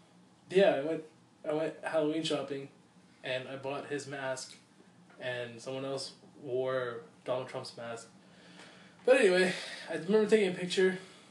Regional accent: Assam, India; I'm from Assam, from India.

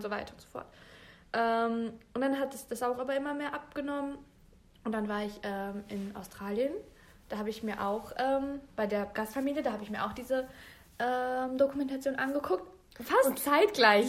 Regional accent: Bielefeld, North Rhine-Westphalia, Germany; Ich bin geboren und aufgewachsen in Bielefeld

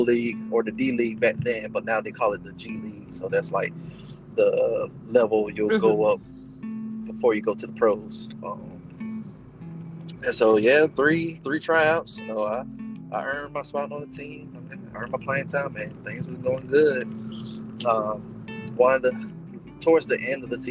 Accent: Augusta, United States; I ended up moving back to my hometown in Augusta

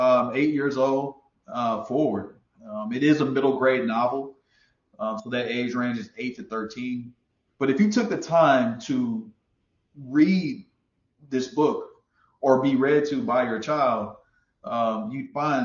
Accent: Houston, Texas, United States; I'm from Houston, Texas

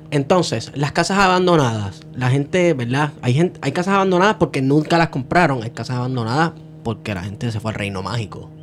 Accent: Manatí, Puerto Rico; yo soy de Manatí.

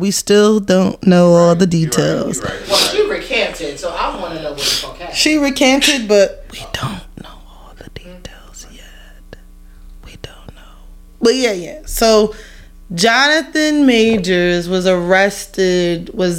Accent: Brooklyn, New York, United States; I was raised out in Brooklyn.

